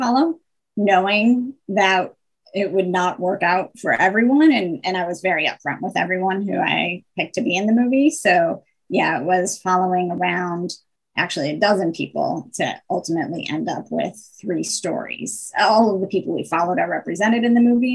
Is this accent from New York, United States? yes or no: yes; Buffalo, New York, United States; my hometown